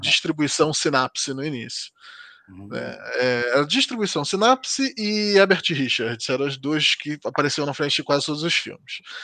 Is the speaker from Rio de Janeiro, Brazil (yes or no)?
yes; Rio de Janeiro, Brazil; moved away as an adult; now in Portugal; eu sou do Rio de Janeiro, né? Cresci no Rio de Janeiro